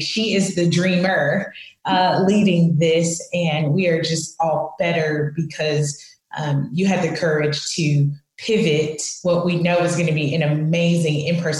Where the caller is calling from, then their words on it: Dallas, Texas, United States; I'm joining you from Dallas, Texas.